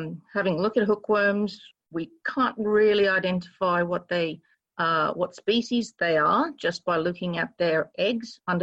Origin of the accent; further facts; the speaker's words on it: Kolkata, West Bengal, India; now in Australia; I was raised in Calcutta.